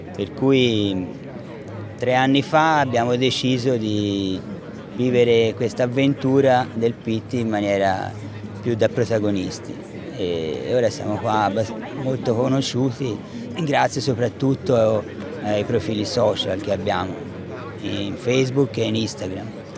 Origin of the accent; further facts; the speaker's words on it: Florence, Tuscany, Italy; mi associano al PIT perché sono di Firenze